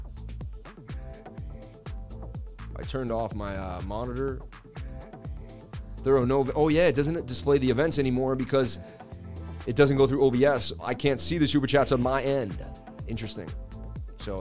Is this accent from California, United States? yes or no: no; Boston, Massachusetts, United States; I grew up in Boston, and when I was about 13, I met a kid in school